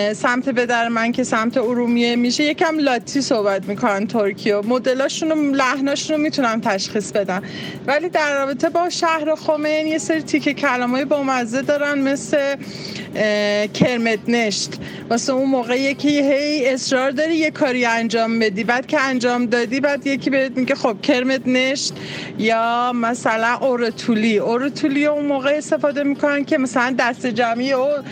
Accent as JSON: {"language": "Persian", "town": "Tehran", "region": "Tehran Province", "country": "Iran", "tie": "born or raised there", "also_born_or_lived": "Khomein", "said": "ما هم که تو تهران به دنیا اومدیم"}